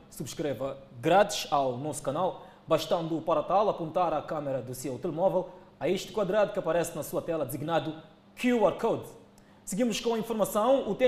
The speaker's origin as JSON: {"language": "Portuguese", "region": "Cabo Delgado", "country": "Mozambique", "said": "eu sou viente, sou de Cabo Delgado, sou apenas estou a trabalhar aqui."}